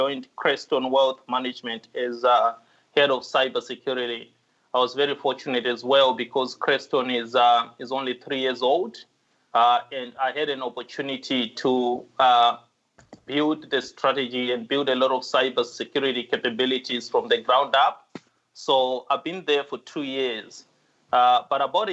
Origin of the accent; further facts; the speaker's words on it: Zimbabwe; moved away as an adult; now in Australia; I come from Zimbabwe.